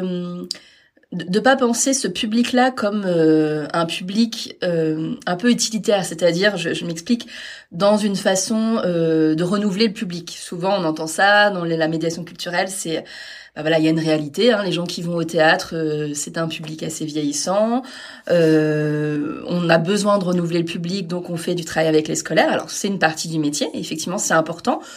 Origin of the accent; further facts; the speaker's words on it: Caen, Normandy, France; je suis née à Caen, mais j'ai pas mal vadrouillé pour les études et puis pour les premiers postes.